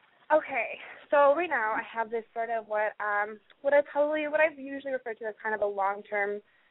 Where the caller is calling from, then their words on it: Montana, United States; I'm calling from Montana.